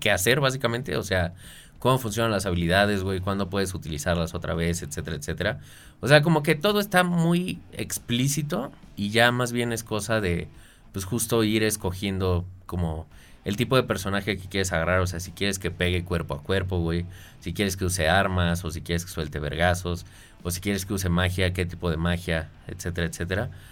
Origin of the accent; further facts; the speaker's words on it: Mexico; como mexicano